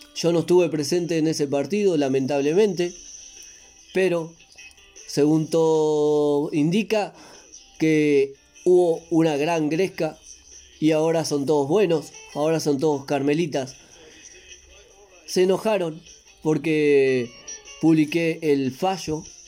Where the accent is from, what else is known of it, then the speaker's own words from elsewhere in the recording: Maldonado, Uruguay; Y soy de Maldonado